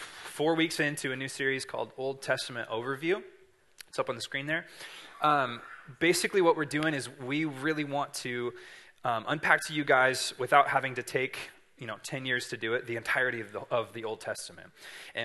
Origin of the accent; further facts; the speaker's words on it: Siskiyou County, California, United States; I'm from Siskiyou County, so we are right in line of Mount Shasta